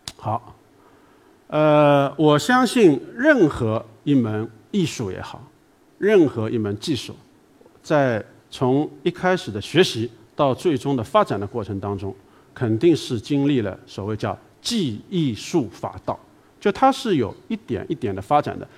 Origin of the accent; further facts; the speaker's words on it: China; 美国人跟我们中国人商量，